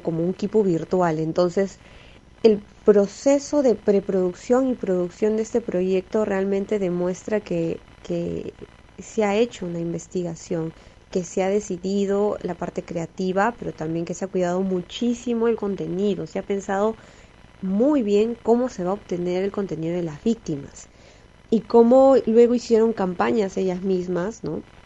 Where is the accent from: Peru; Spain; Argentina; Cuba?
Peru; siendo peruano